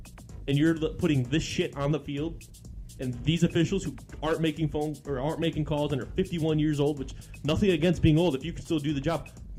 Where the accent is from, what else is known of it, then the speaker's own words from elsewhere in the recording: Michigan, United States; I'm from Michigan.